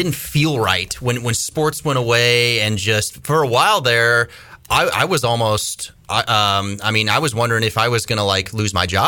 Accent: Colorado, United States; also born or lived in Kansas City / Kentucky; now in Kinston, United States; I'm from Kansas City. That's where I was born. My dad lost his job when I was in second grade, and I lived in Kentucky for a year, and then my dad got a better job in Colorado, and then I lived in Colorado from third grade all the way through college

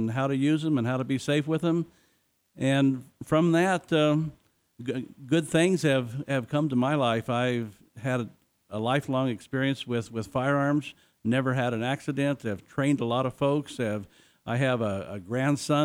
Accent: Jerome, Arizona, United States; I grew up in Arizona in a small town, went to high school in Jerome, Arizona

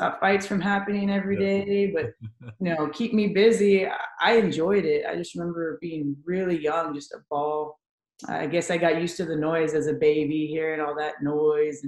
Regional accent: San Antonio, Texas, United States; San Antonio, born and raised

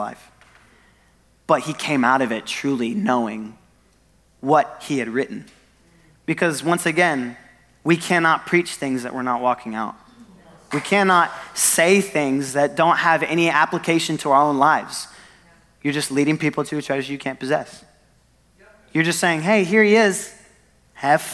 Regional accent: Northwest Arkansas, United States; we're from Northwest Arkansas

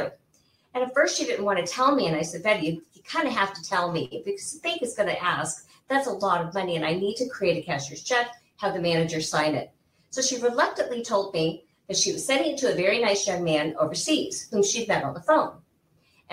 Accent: Central Illinois, United States; moved away as an adult; now in Arizona, United States; I actually grew up in the Midwest. I grew up in Illinois, Central Illinois. And my parents were military

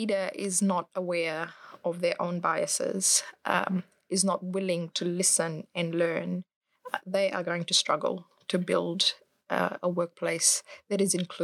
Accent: Fiji; now in New Zealand; I grew up in Fiji

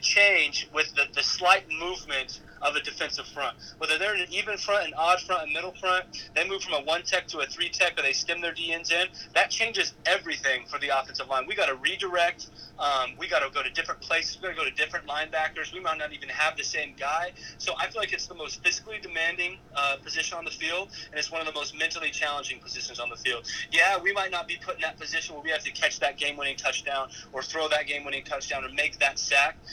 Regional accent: Wiggins, Colorado, United States; moved away as an adult; now in Manhattan, Kansas, United States; back home in Wiggins, Colorado, my hometown

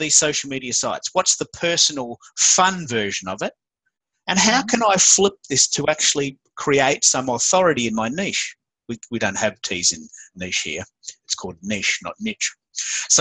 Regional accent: Australia; accent: Aussie

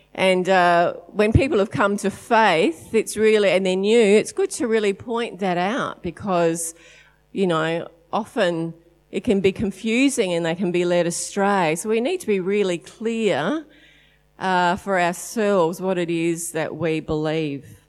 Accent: Adelaide, South Australia, Australia; we are from Adelaide

